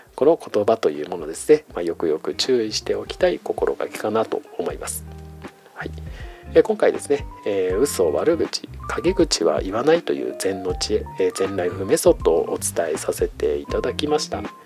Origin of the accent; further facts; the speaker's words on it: Iwate, Japan; moved away as an adult; also born or lived in Hokkaido / Eiheiji, Fukui; now in Tokyo, Japan; 岩手の生まれで大学はですね、まあ、極の北海道、えー、そして修行はですね雪深い福井県の永平寺というところにいたので冬はですね、まあ、常に雪の中で育った